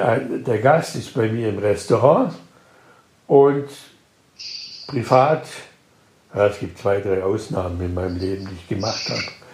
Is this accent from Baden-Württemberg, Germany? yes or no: yes; Schwäbisch Gmünd, Baden-Württemberg, Germany; ich komme aus einer katholischen Stadt, Schwäbisch Gmünd